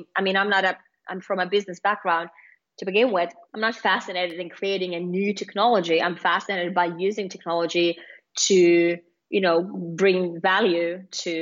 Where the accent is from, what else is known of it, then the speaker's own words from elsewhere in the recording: Lappeenranta, South Karelia, Finland; moved away as an adult; now in Singapore; I did my master's back in Finland in my home country, in my home city, Lappeenranta